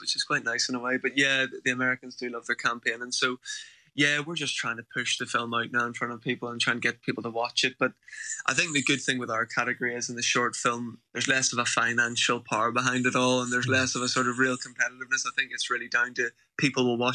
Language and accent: English; Belfast, Northern Ireland, United Kingdom; I'm from Belfast myself